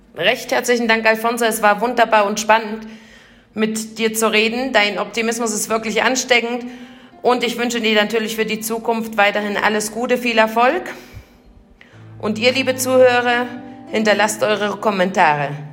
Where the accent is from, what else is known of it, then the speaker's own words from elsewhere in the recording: Germany; wir als Deutsche